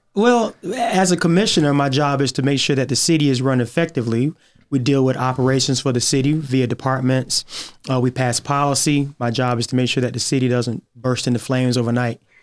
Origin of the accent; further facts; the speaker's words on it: Augusta, Georgia, United States; I was born and raised in Augusta